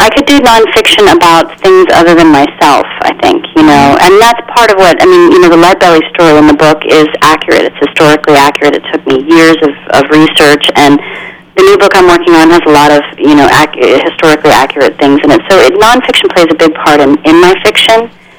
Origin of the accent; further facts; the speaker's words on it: Midland, Texas, United States; born there; I was born in Midland, Texas, so there's that.